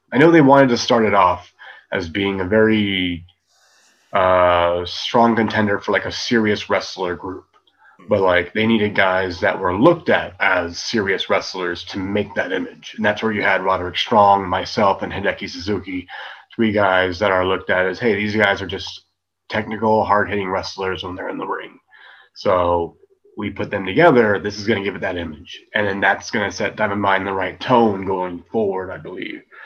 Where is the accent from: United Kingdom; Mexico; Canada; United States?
United States; now in Germany; I'm American